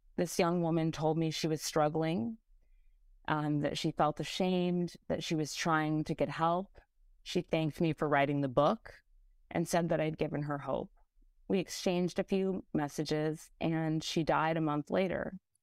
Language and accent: English; California, United States; now in New York City, United States; While I wa-, while I'm now in New York City, I was born and raised in California